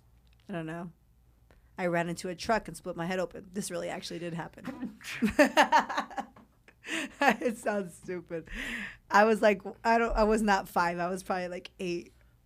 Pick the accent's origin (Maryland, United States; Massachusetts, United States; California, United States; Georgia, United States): California, United States; Well, growing up, I did. I mean, because I'm from California.